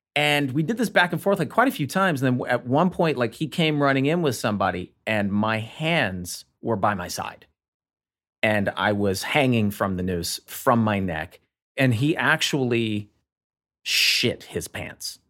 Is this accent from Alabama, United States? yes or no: yes; Montgomery, Alabama, United States; growing up in Montgomery, Alabama